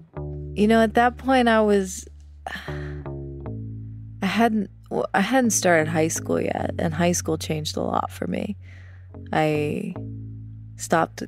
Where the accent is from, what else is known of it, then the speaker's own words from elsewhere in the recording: Louisiana, United States; I'm from Louisiana, and there was a restaurant chain called Brubacher's